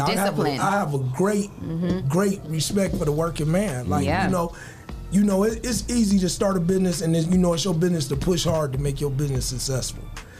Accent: Toledo, Ohio, United States; So, you know, I'm coming from Toledo where they hold the money to their ear and spread it out.

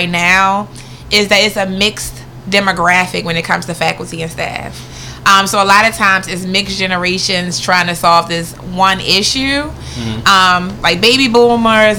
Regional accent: Baltimore, Maryland, United States; I'm from Baltimore. I went to Willard Senior High School

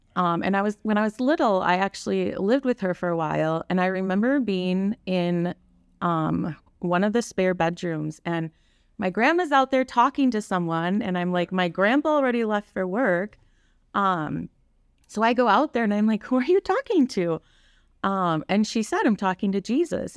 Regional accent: Kaukauna, Wisconsin, United States; now in Grafton, United States; I grew up in Kakana

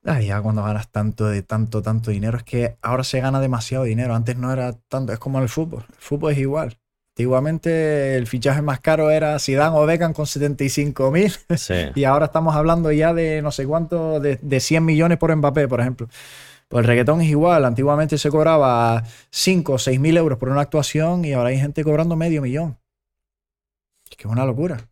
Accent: Gran Canaria, Canary Islands, Spain; also born or lived in Germany; yo nací en Alemania, mi hermano también nació en Alemania, pero nos criamos aquí, nosotros no, nos sentimos canarios.

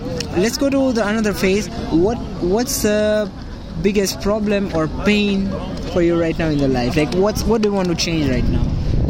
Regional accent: India; I'm from India.

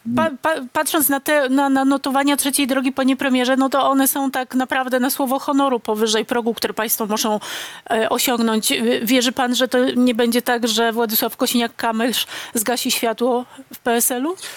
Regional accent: Silesian Voivodeship, Poland; Też jestem ze Śląska

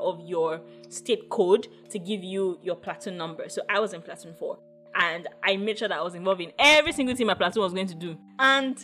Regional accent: Ogun State, Nigeria; I am Yoruba. I come from Ogun State

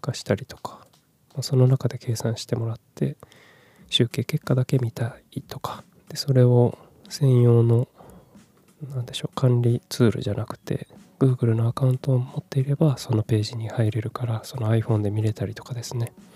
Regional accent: Kumamoto, Japan; also born or lived in Fukuoka / Tokyo; 18歳から福岡30歳から東京で暮らし退職を機に地元の熊本に帰ってきた36歳フリーランスの僕

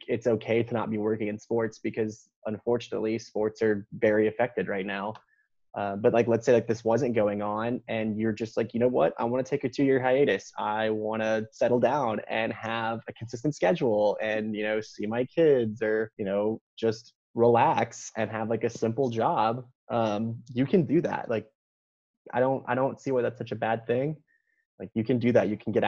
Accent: Texas, United States; now in Carolina, United States; I'm a born and raised Texan.

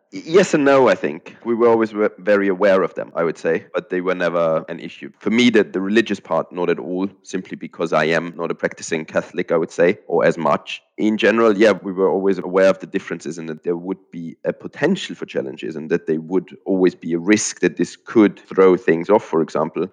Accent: Austria; moved away as an adult; also born or lived in Germany; now in United Kingdom; I have grown up in Austria and spent the first 25 years of my life there

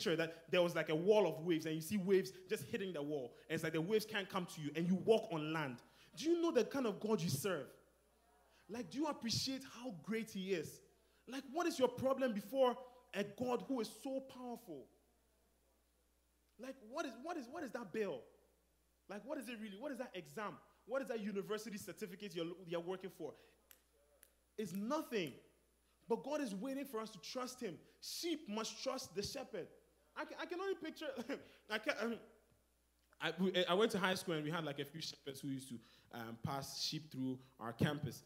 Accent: Ghana; moved away; I'm from Ghana

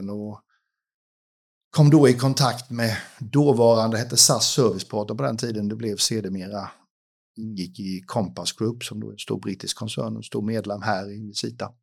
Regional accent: Huskvarna, Jönköping County, Sweden; jag kommer därifrån. Jag har mest bott i Jönköping faktiskt i mitt liv.

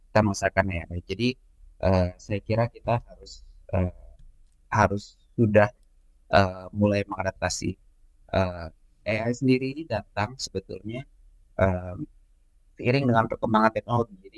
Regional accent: East Kalimantan, Indonesia; asli saya itu dari Kalimantan dari daerah Kutai Barat uh, agak ujung tengah pulau Kalimantan gitu ya

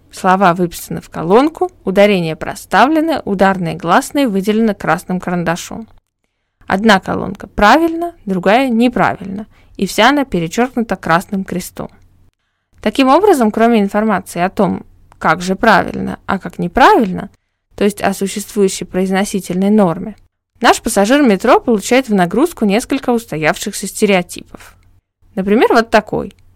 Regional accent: Saint Petersburg, Russia; moved away as an adult; в течение 21 года моей жизни оно было метрополитеном моего города

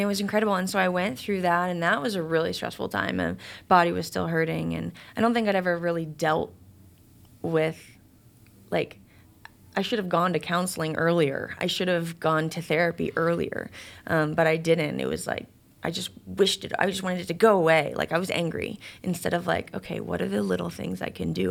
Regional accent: Chicago, Illinois, United States; I'm from Chicago

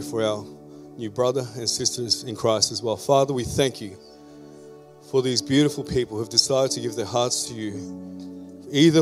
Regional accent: Philippines; now in Australia; I'm a Filipino-born Australian migrant

